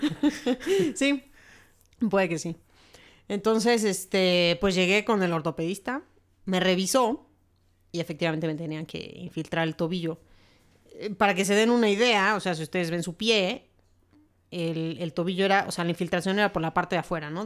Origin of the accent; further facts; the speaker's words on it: Mexico; así somos los mexicanos